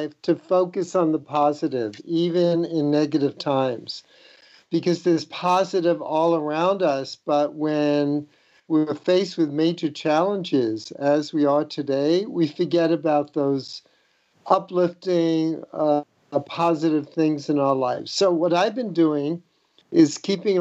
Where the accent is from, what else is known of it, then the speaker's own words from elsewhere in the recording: New York City, New York, United States; when I was a kid, I grew up in the Bronx, a fifth-story apartment building walk-up